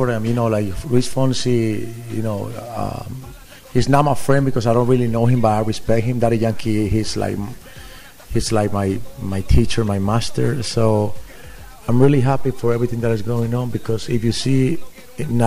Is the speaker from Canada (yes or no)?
no; Colombia; I'm from Colombia.